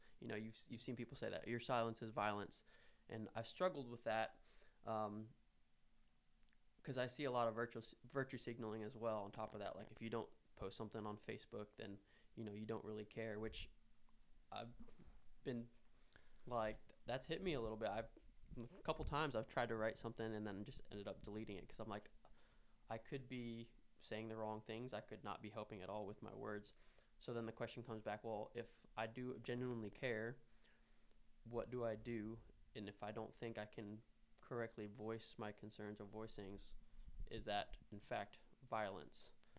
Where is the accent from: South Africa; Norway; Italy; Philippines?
Philippines; Like, I didn't grow up in this country, but, you know, I was born here. I grew up in the Philippines